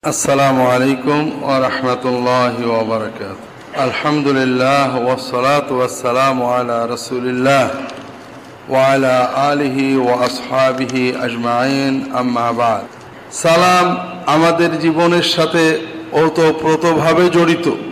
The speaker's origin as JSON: {"language": "Bangla", "country": "Bangladesh", "said": "আমরা বাংলাদেশের মানুষেরও"}